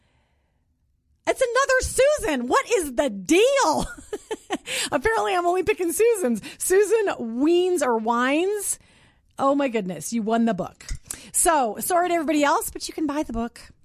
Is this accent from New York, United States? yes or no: no; Minnesota, United States; now in Colorado, United States; I live up in the mountains in Colorado. And I grew up in Minnesota